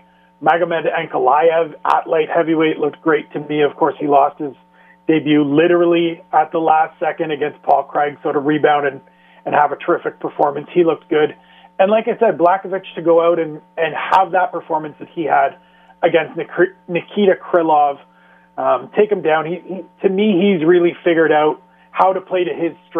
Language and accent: English; Canada; as a Canadian